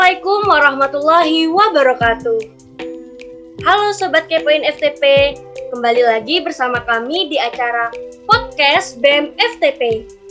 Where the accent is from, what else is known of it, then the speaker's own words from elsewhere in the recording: Jember, East Java, Indonesia; Aku asli dari kota Jember